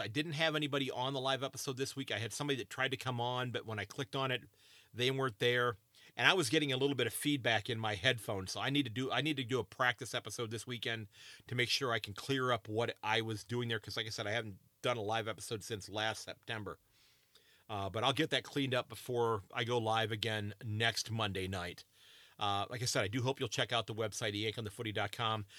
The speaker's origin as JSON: {"language": "English", "country": "United States", "said": "as an American"}